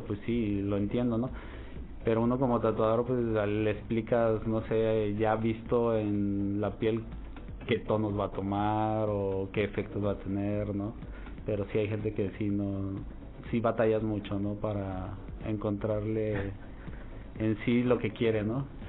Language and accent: Spanish; Jalisco, Mexico; also born or lived in Mexico City; now in Torreón, Mexico; Soy de Jalisco